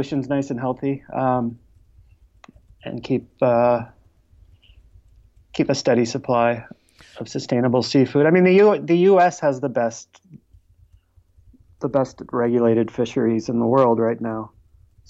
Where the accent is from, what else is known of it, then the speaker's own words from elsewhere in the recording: Buffalo, New York, United States; now in New York City, United States; I grew up in Buffalo, New York, so other side of the state.